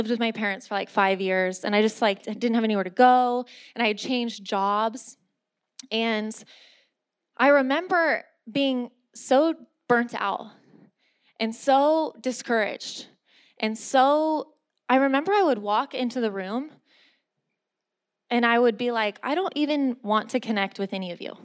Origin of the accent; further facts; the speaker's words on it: San Diego, California, United States; moved away; I'm from San Diego